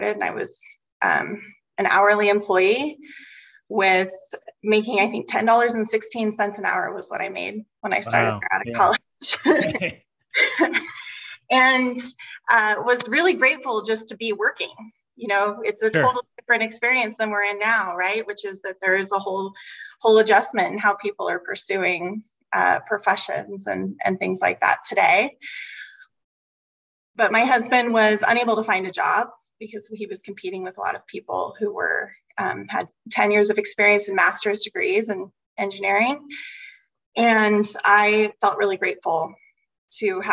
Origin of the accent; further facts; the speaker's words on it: United States; now in Treasure Valley, United States; I live in the Treasure Valley, as you know, my hometown is just a couple of hours from Boise